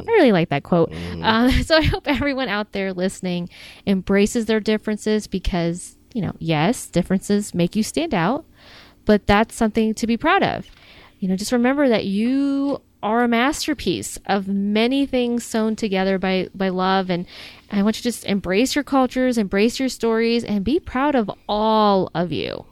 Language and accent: English; United States; accent: American; my American accent